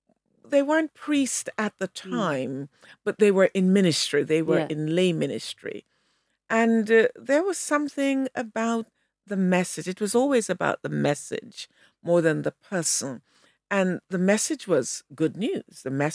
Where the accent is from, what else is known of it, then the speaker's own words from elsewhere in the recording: Montego Bay, Saint James, Jamaica; I was lucky to have been born and brought up in Montego Bay, Jamaica.